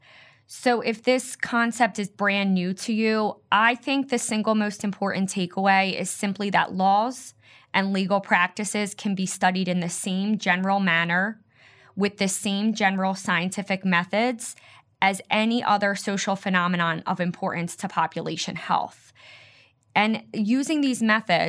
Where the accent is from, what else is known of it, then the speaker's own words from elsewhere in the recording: Philadelphia, Pennsylvania, United States; I grew up in Philadelphia, and I'm still here